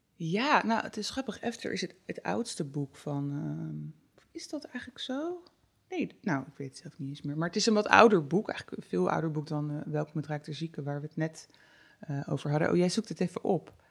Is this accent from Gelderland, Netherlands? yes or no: no; North Brabant, Netherlands; bij ons in Brabant.